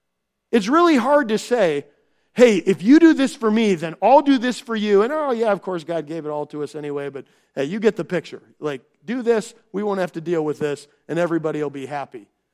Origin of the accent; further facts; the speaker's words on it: Minnesota, United States; because I came from Minnesota, that this is going on.